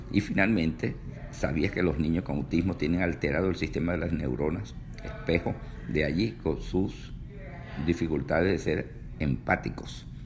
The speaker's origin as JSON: {"language": "Spanish", "country": "Venezuela", "moved": "yes", "said": "Yo recuerdo en Venezuela, cuando residía allá en mi país, eh, la gente decía, cuando llegue el dólar a 100 bolívares, bueno, se va a presentar un berenjenal."}